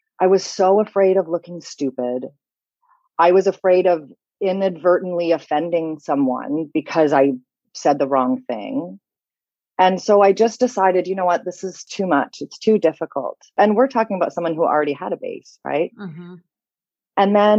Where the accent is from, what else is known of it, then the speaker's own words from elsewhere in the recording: Canada; also born or lived in London; now in Paris, France; I'm based in Paris. I'm sure you can tell from the sound of my voice that I am not French. I'm a Canadian, but I've lived all over North America. I've also lived in London. Now I live in France.